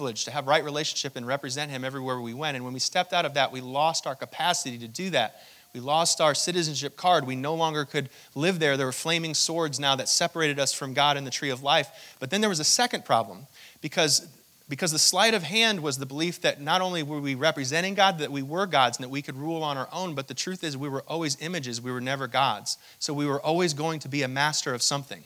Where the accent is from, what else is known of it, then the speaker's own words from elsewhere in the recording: Hong Kong; I was born in Hong Kong to my mother, who's an American citizen